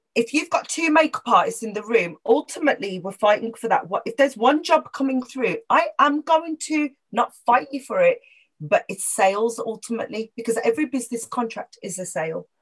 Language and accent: English; Wolverhampton, West Midlands, United Kingdom; also born or lived in Birmingham; as a Punjabi Sikh girl growing up in Wolverhampton